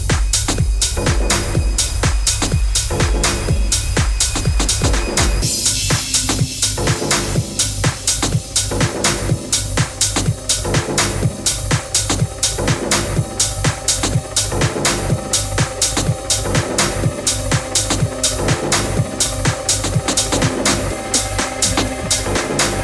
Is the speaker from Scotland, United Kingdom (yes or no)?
no; Portsmouth, South East England, United Kingdom; moved away; back in my hometown of Portsmouth